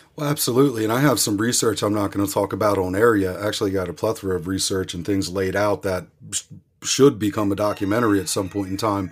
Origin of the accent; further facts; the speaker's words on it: outside of Philadelphia, Pennsylvania, United States; I grew up outside of Philadelphia